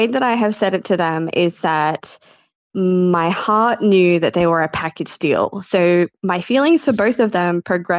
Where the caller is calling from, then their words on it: Australia; I'm calling from Australia.